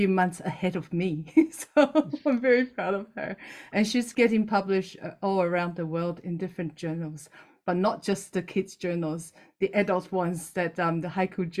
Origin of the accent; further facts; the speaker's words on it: Taiwan; now in New Zealand; I'm based in New Zealand at the moment, but I'm originally from Taiwan.